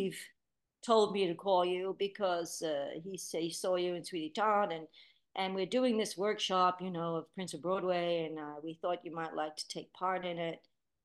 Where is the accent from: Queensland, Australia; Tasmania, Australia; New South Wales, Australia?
New South Wales, Australia; Rockdale; moved away as an adult; also born or lived in England; growing up in Rockdale, singing in my lounge room to all those records as a little girl